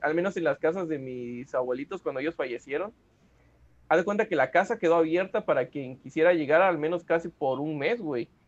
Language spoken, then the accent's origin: Spanish; Mexico; como mexicanos sí celebramos la muerte